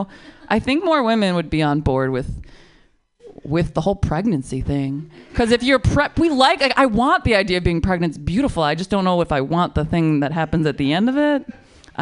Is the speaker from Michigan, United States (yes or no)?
yes; Michigan, United States; now in San Francisco, United States; I'm from Michigan